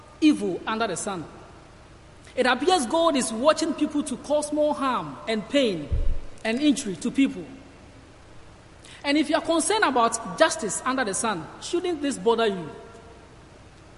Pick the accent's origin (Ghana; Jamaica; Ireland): Ghana; moved away as an adult; I'm from Ghana, and I'm here studying at Cornhill and doing my placement here